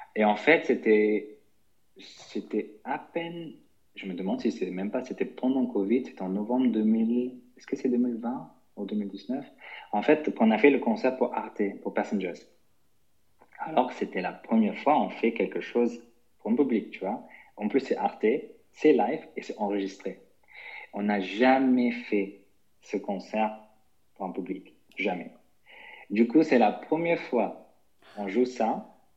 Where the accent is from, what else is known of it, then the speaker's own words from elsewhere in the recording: London, United Kingdom; moved away as an adult; also born or lived in Germany; je suis né en Allemagne, et j'ai grandi là-bas jusqu'à 10 ans, et puis après, j'ai, avec ma famille, on est déménagé, on est en Angleterre, à Londres, où j'ai fait toutes ma, mes études, etc., donc jusqu'à 25 ans